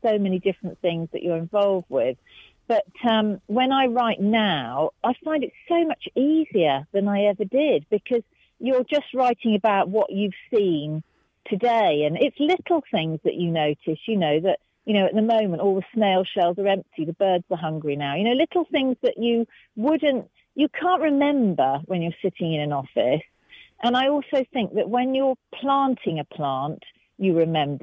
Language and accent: English; Herefordshire, West Midlands, United Kingdom; I was from Herefordshire